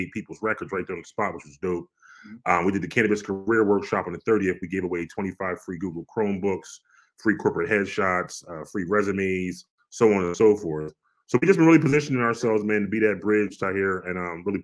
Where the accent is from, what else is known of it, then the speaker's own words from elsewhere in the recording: New Jersey, United States; We're from Jersey